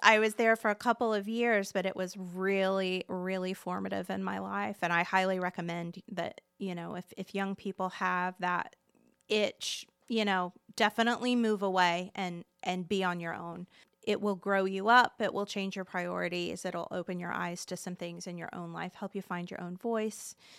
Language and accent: English; Muncie, Indiana, United States; Born and raised in Delaware County